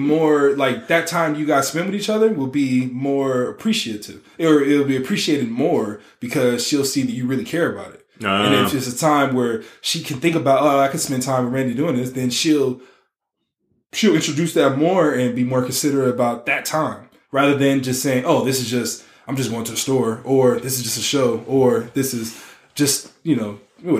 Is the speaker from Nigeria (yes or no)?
yes; Nigeria; I rock with those too. I'm Nigerian or whatever.